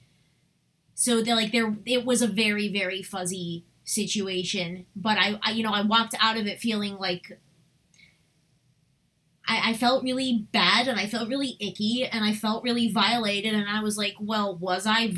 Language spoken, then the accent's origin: English; Westchester, New York, United States; We grew up in Westchester